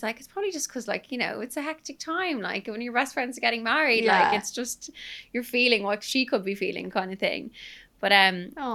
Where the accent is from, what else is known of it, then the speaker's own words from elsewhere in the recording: Ireland; I'm Irish